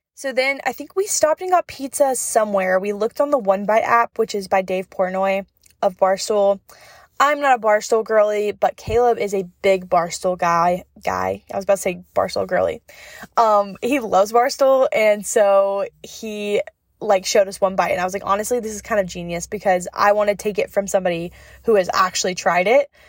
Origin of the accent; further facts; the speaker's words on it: North Carolina, United States; I'm from North Carolina, like, in the mountains